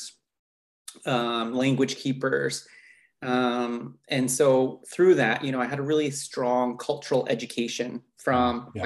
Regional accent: Katzie First Nation, Barnston Island, Fraser River, British Columbia, Canada; So that's where I grew up was on my little First Nation community called Catesy on a little tiny island called Barnston Island in the middle of the Fraser River

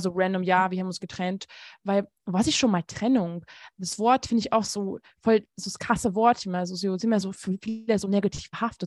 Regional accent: Hungary; moved away; ich komme aus Ungarn

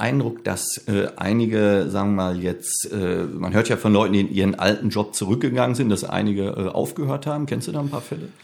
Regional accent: Bochum, North Rhine-Westphalia, Germany; also born or lived in Herne; ich bin in Bochum aufgewachsen

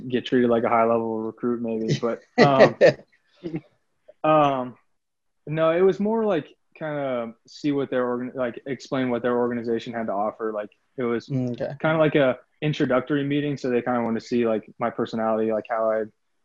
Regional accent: Indianapolis, Indiana, United States; moved away as an adult; now in Los Angeles, United States; I'm from Indianapolis

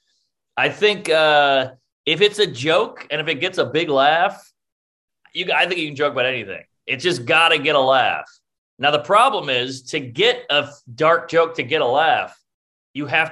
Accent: New Orleans, Louisiana, United States; now in New York, United States; growing up in New Orleans

